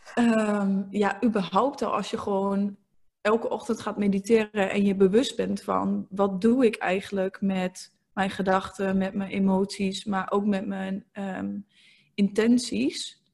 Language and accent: Dutch; eastern Netherlands, Netherlands; ik kom uit het oosten van het land. Als je dat ook nog niet had gehoord, want ik heb ook een klein accent.